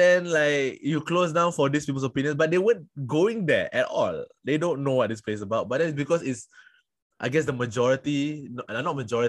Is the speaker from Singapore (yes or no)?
yes; Singapore; I am from Singapore.